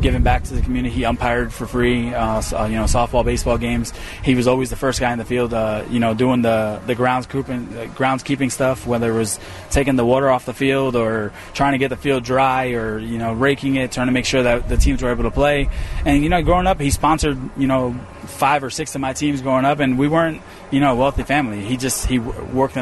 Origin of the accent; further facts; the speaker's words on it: New Jersey, United States; I grew up in Jersey